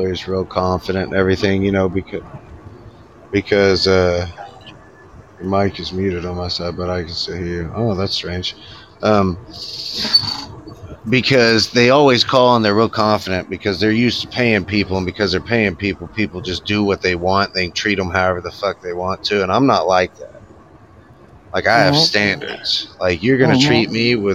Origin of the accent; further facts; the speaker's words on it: United States; I'm Native American, all right? And so I was raised up on some reservations